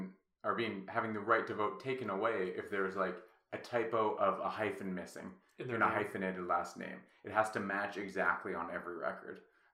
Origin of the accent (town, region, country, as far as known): Kensington, Maryland, United States; born or raised there